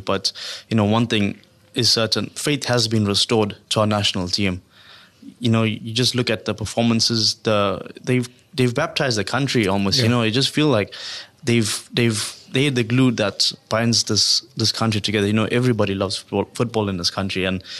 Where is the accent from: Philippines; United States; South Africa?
South Africa; As a South African, I think this is the team that you want to see.